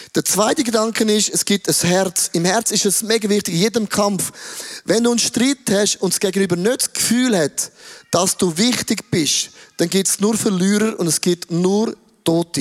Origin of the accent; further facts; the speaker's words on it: Switzerland; ich bin ein Schweizer